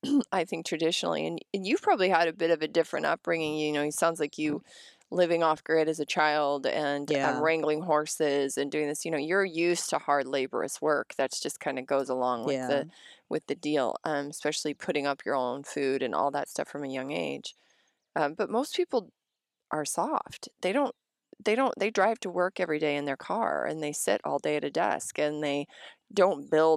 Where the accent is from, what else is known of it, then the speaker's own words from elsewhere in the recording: Montana, United States; also born or lived in Colorado / Wyoming; You know, I grew up in Montana, Colorado, Wyoming, and Montana, and, you know, my parents gardened